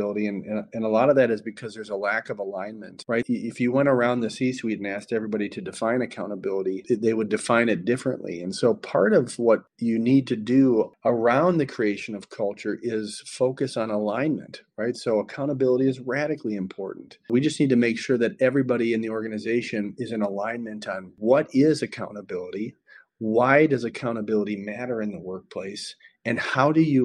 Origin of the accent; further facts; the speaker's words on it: Minnesota, United States; my home state of Minnesota